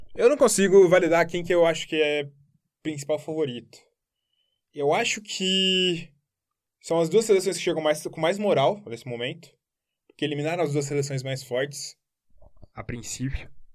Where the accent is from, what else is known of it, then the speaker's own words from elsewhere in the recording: Brazil; A gente é brasileiro